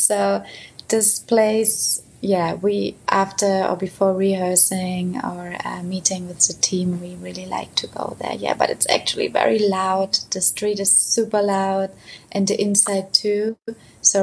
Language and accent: English; Potsdam, Brandenburg, Germany; now in Berlin, Germany; we have Brandenburg, where I'm actually from Potsdam, which is just half an hour away